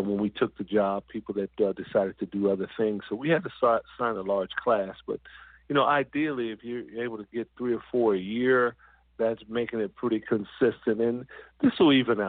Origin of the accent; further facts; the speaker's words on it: Southern California, United States; I'm from Southern California